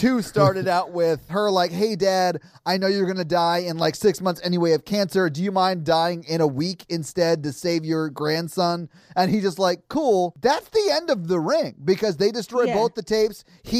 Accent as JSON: {"language": "English", "country": "United States", "said": "we are all American"}